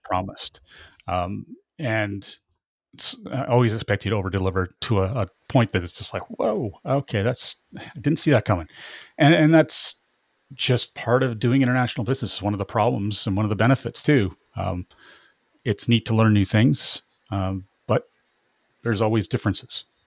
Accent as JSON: {"language": "English", "country": "Canada", "said": "I'm very Canadian"}